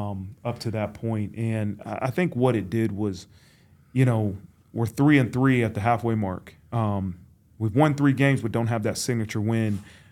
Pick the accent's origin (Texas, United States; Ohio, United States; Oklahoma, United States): Ohio, United States; Dayton; I mean, that's when I was really, really growing up in Dayton, Ohio.